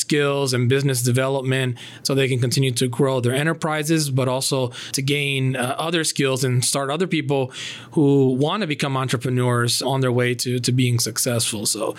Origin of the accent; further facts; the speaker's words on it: New England, United States; also born or lived in Puerto Rico; now in Huntsville, United States; I was born in Puerto Rico and raised in the New England area where my dad was a evangelical minister and a leader in the community there.